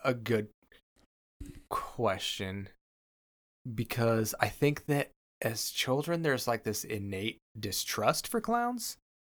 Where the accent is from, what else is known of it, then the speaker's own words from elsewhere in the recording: Washington, United States; I'm from Washington State